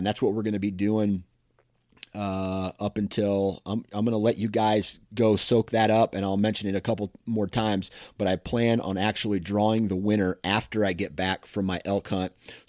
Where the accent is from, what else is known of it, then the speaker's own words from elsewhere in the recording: Iowa, United States; I'm from Iowa, so it's just hard to really beat that elevation and just grind it out